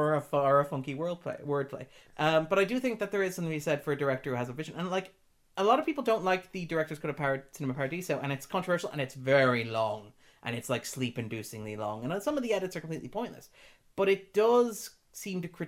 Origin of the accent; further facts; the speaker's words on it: Sligo, Connacht, Ireland; We grew up in Sligo, and when we were there, there were very few things for young people to do legally